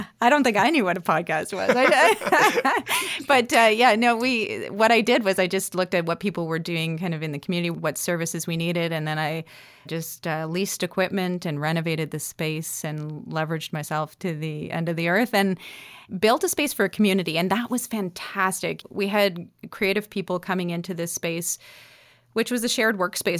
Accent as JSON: {"language": "English", "town": "North Bay", "region": "Ontario", "country": "Canada", "tie": "born or raised there", "moved": "as an adult", "lives_now": "Nova Scotia, Canada", "said": "I was kind of a trouble high school kid growing up in Northern Ontario without too much"}